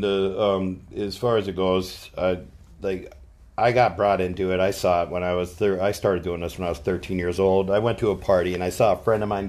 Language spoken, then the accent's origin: English; Mora, Minnesota, United States; moved away as an adult; also born or lived in Austin, Texas / California; I grew up in Mora, about 30 minutes north of my tattoo shop.